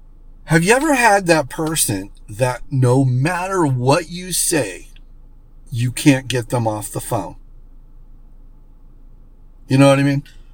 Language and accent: English; West Palm Beach, Florida, United States; now in Arizona, United States; You know, I came from West Palm Beach, Florida, so Florida can be pretty humid, but Arizona's got its fair share